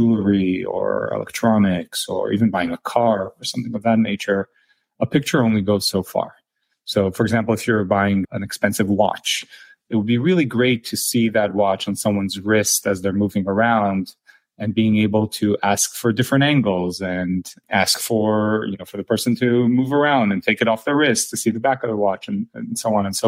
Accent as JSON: {"language": "English", "country": "Israel", "tie": "born or raised there", "also_born_or_lived": "Silicon Valley, United States", "moved": "yes", "said": "I spent about half my childhood in Silicon Valley and the other half in Israel. As you can probably tell from my name, I'm originally from Israel."}